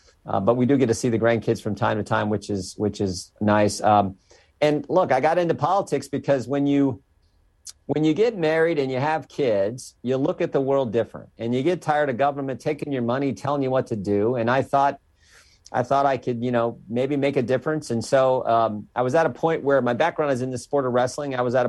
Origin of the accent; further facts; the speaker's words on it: Western Ohio, United States; I'm just a country boy from Western Ohio, married the pretty farm girl down the road.